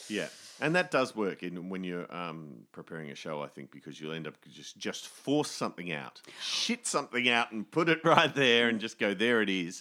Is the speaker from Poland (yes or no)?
no; Australia; as Australian artists